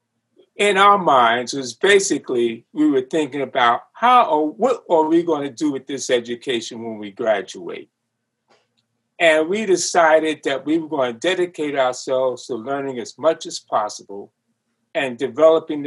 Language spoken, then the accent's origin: English; New York, United States; I was growing up in New York.